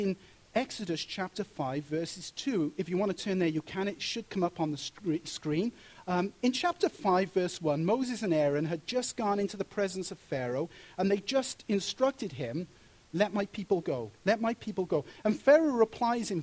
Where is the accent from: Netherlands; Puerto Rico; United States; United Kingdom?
United Kingdom; Wales; moved away; when I was growing up in Wales and going to comprehensive school there